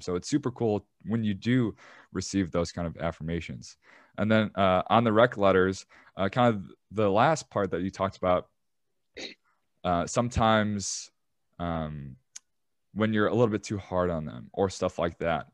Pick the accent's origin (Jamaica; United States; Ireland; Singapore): United States; Chicago, Illinois; I'm from Chicago and I used to be in the shoe game